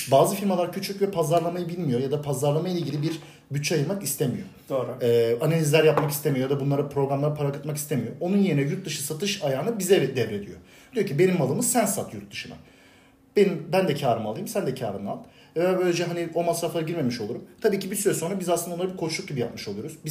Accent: Bursa, Turkey; doğdum büyüdüm. Bursa'da yaşıyorum.

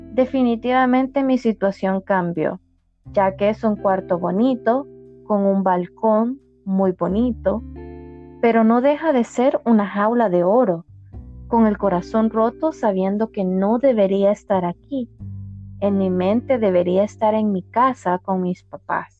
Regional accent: El Salvador; en mi país, en El Salvador es de día

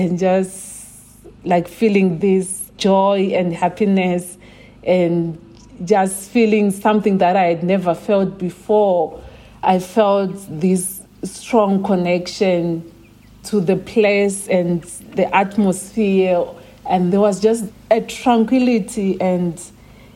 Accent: Chiredzi, Masvingo, Zimbabwe; I grew up in Chiredzi. So it's a small town in Zimbabwe

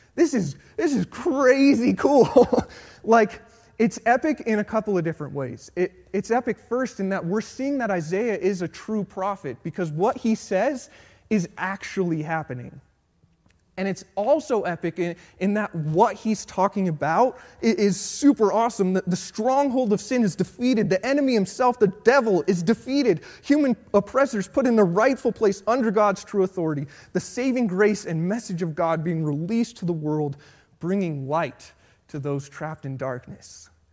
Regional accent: Colorado, United States; Born and raised in Colorado

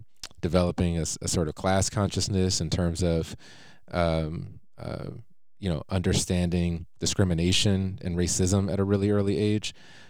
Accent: Detroit, Michigan, United States; I'm actually a quarter Lakota. So as I mentioned, born and raised here, typical kind of Detroit kid, kind of upbringing. I was born on the West Side, right by the Hittsville, USA, to give some context there. But then I actually moved to the East Side when I was fairly young.

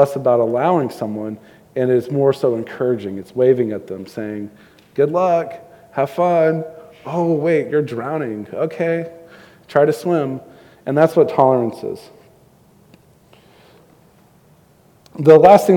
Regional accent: Houston, Texas, United States; moved away; I grew up in Houston

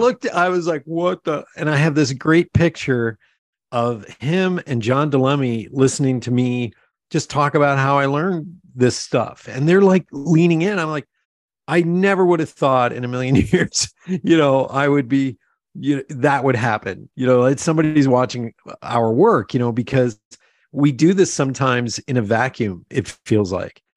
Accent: Pennsylvania Dutch area, United States; we're both from Pennsylvania. We're from that, you know, that, uh, Pennsylvania Dutch area

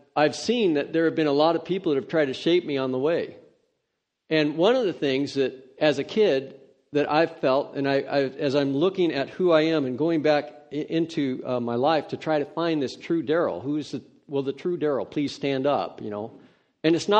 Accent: Redding, California, United States; I grew up in Redding, California

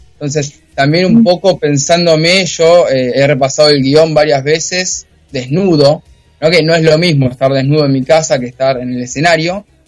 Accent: Zona Norte, Buenos Aires Province, Argentina; yo soy de zona norte, ahora estoy viviendo en Olivos

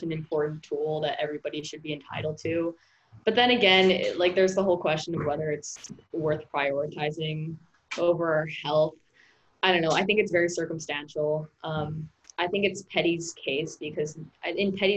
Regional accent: New York City, New York, United States; I'm a senior, I'm a boarder, I'm from New York City

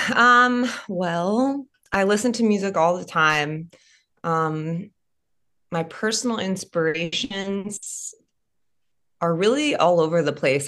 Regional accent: California, United States; moved away as an adult; now in Nashville, United States; moving back home to to my home state of California

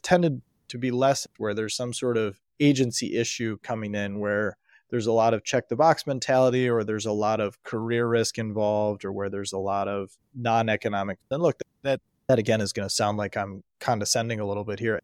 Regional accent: United States; I was born in America in nineteen eighty into a family that valued education

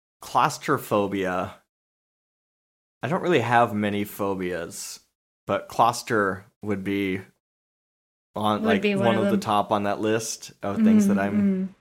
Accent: San Diego, California, United States; I grew up in San Diego. It wasn't that cold

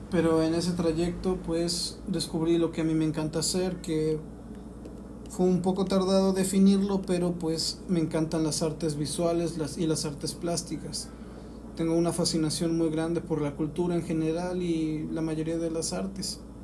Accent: Mexico; now in Oaxaca, Mexico; aquí en, en mi país y decidí mudarme. Mudarme a Oaxaca

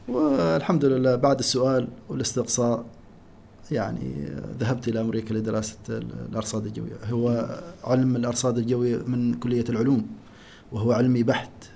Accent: Oman; فصل الشتاء عندنا في عمان يبدا من شهر 12

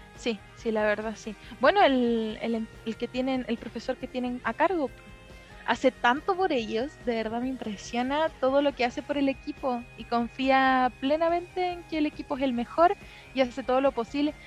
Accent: Lampa, Santiago Metropolitan Region, Chile; Yo soy de Lampa

